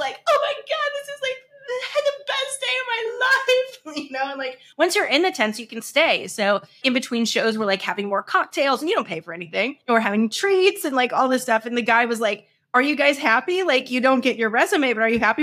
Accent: St. Louis, Missouri, United States; moved away; We're from Saint Louis.

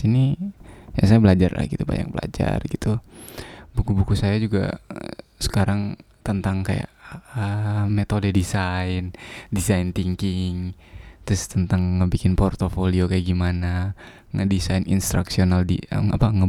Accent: Bima, West Nusa Tenggara, Indonesia; Saya dari Bima, dari desa.

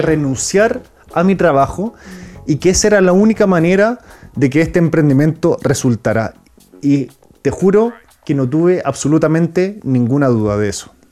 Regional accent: Chile; Nací en Chile, pero mi papá es francés. Entonces soy franco-chileno, hablo francés, pero soy chileno por todo

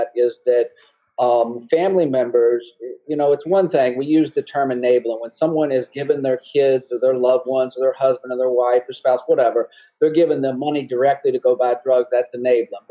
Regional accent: Altavista, Virginia, United States; accent: southern; moved away as an adult; also born or lived in Lynchburg, Virginia; I'm from the southern part of Virginia, a little small town called Alta Vista, about 40 miles from the North Carolina border

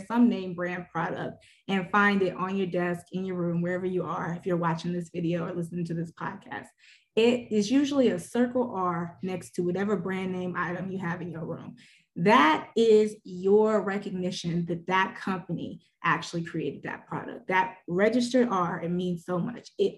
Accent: Birmingham, Alabama, United States; I hail from Birmingham, Alabama

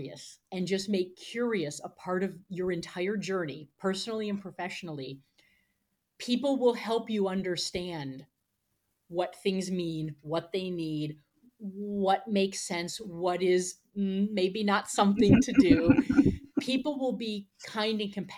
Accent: United States; as an American from the US

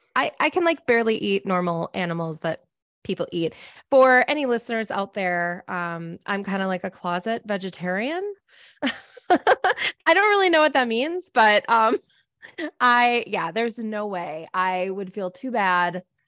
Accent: Minnesota, United States; moved away; I'm a Minnesotan originally

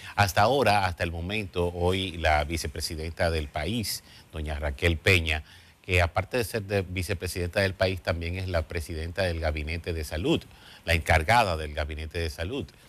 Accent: Dominican Republic; somos dominicanos

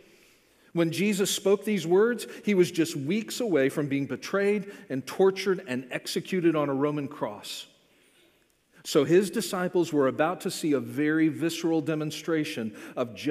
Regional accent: Florida, United States; I grew up in Florida

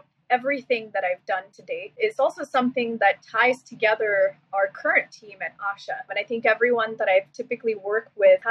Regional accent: Seattle, Washington, United States; also born or lived in Silicon Valley; now in New York City, United States; I moved back to Seattle, my hometown

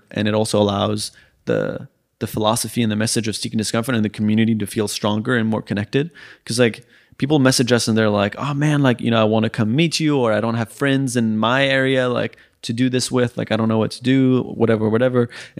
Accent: France; also born or lived in Sweden; I grew up in also in France and Sweden, so I might know the word in French or Swedish

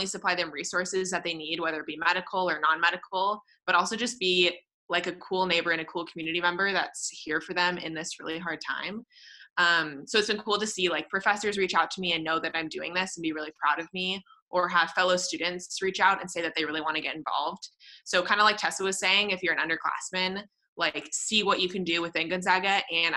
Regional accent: San Jose, California, United States; I am from San Jose, California

